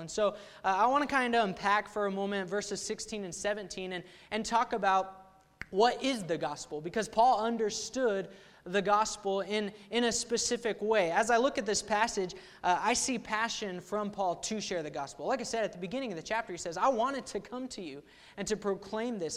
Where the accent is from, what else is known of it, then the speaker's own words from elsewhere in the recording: Ponca City, Oklahoma, United States; I grew up in Ponca City, Oklahoma, there at Central Baptist Church under Pastor Waterloo.